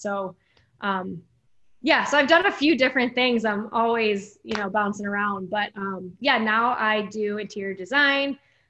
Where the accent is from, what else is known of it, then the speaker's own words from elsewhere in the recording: Illinois, United States; moved away as an adult; also born or lived in Dallas, Texas; And we're both from the Midwest, Illinois and Michigan.